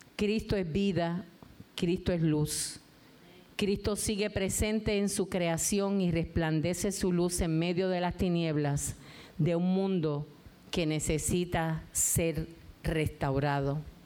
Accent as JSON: {"language": "Spanish", "country": "Puerto Rico", "said": "tenemos que salir afuera a recoger café, tomate y todos los frutos de nuestra tierra"}